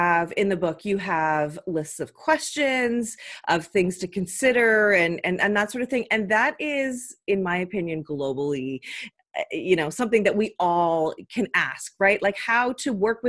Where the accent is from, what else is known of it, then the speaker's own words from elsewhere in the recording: Canada; I'm Canadian